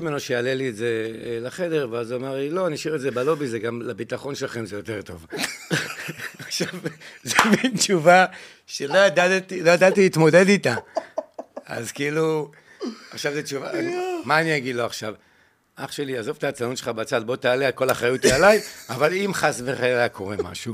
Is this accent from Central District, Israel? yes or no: no; Jerusalem, Jerusalem District, Israel; now in Ga'ash, Israel; אני גדלתי בקטמונים